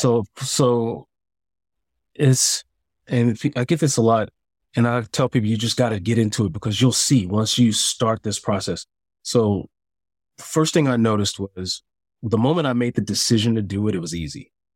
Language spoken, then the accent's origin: English; Chicago, Illinois, United States; moved away as an adult; also born or lived in San Diego; I moved to San Diego. I'm from Chicago.